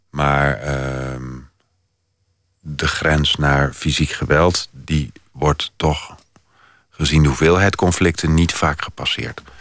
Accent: Netherlands Antilles, Netherlands; also born or lived in Oldenzaal; Ik ben opgegroeid op de Nederlandse Antillen en ik kwam...

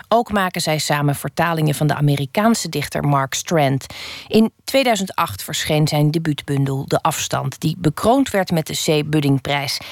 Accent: Rotterdam, South Holland, Netherlands; als Rotterdammer

